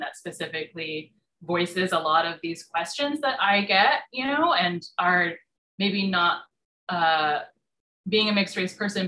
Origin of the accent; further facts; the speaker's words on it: California, United States; moved away as an adult; also born or lived in Durham, North Carolina; I grew up in California. Like, why would I have an accent?